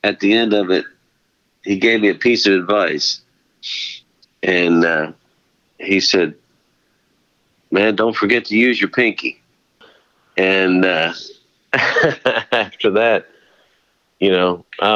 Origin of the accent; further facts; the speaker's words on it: Pennsylvania, United States; growing up in Pennsylvania